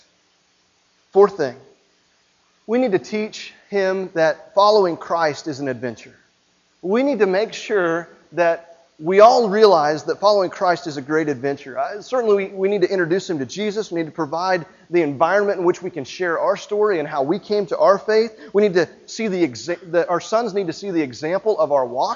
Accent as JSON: {"language": "English", "region": "Midwest", "country": "United States", "tie": "born or raised there", "said": "growing up in the Midwest"}